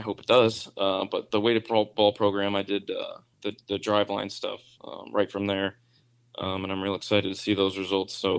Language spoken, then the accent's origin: English; New England, United States; New England. I'm from New England.